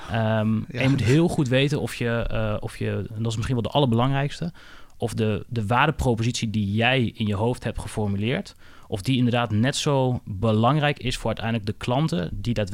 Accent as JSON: {"language": "Dutch", "area": "Twente", "region": "Overijssel", "country": "Netherlands", "said": "de Twentse nuchterheid waar, waar ik vandaan kom."}